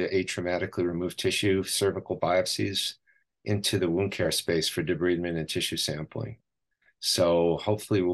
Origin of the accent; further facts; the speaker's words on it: New York, United States; moved away as an adult; now in Southern California, United States; I'm originally from New York